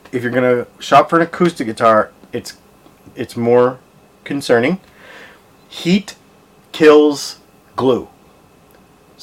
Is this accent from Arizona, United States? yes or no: yes; Arizona, United States; moved away; I'm from Arizona. I lived out there.